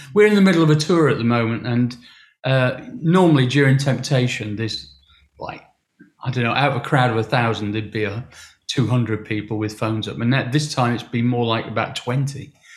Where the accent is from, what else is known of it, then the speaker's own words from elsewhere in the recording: Sheffield, Yorkshire and the Humber, United Kingdom; my hometown